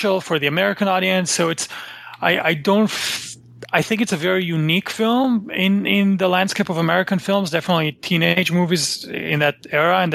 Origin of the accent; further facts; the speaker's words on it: Israel; I grew up in Israel